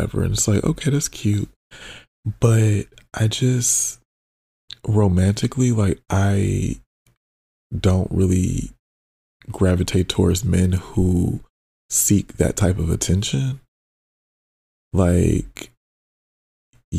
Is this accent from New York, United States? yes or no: no; Detroit, Michigan, United States; now in Los Angeles, United States; It was really nice to be around somebody from like my hometown